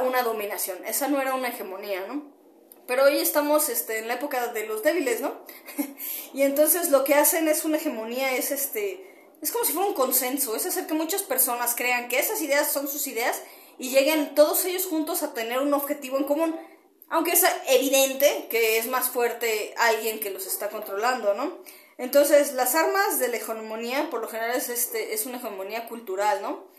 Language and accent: Spanish; Mexico; como mexicana te voy a explicar de, en la parte en la que yo he vivido y lo que tengo cerca